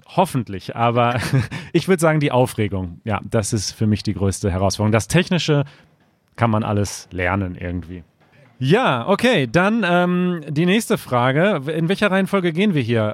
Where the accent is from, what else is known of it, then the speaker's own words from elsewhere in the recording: China; German is a second language; moved away as an adult; now in Germany; ich komme aus China und ich bin seit einem Jahr in Deutschland.